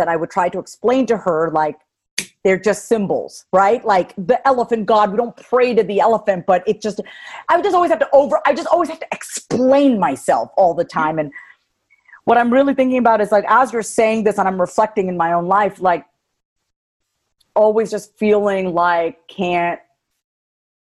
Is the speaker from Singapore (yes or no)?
no; New York, United States; moved away as an adult; also born or lived in Kansas City, Kansas; I'm a New Yorker, born and raised